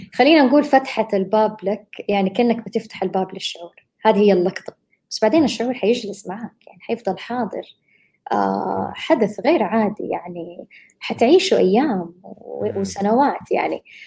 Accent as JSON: {"language": "Arabic", "country": "Saudi Arabia", "said": "هنا بالوطن عندنا بالسعودية"}